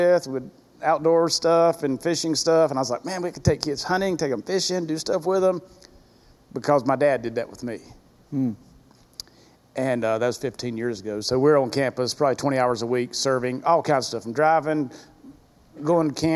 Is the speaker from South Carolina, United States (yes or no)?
yes; Greenville, South Carolina, United States; moved away; also born or lived in Powder Springs, Georgia; Real involved as a young person in the youth group growing up in Greenville, South Carolina